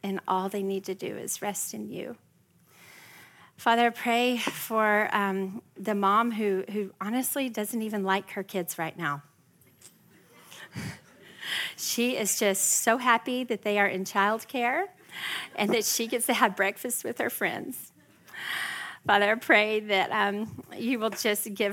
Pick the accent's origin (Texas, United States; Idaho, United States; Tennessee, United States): Texas, United States; West; now in Frisco, Texas, United States; I'm not just from Texas, I'm from West Texas